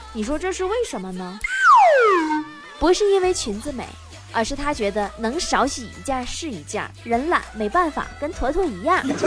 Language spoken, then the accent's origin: Chinese; Northeast China, China; 俺们东北人小时候也不太喜欢打架